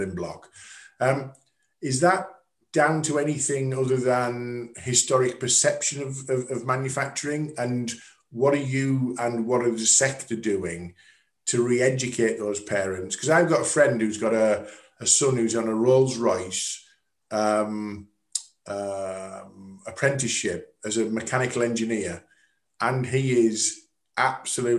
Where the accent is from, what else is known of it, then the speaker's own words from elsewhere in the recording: the North East, North East England, United Kingdom; I'm from the Northeast